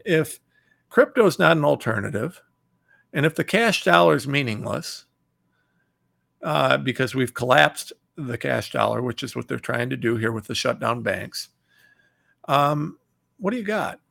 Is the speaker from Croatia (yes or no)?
no; Ohio, United States; I'm from Ohio